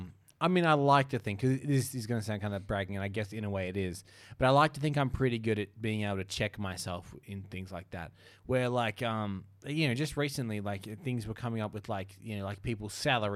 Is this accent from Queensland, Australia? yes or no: no; Bayswater, Victoria, Australia; moved away as an adult; I am from Bayswater, just the Melbourne suburb we were shitting on a couple of episodes ago, and spent my first 23 years of life there.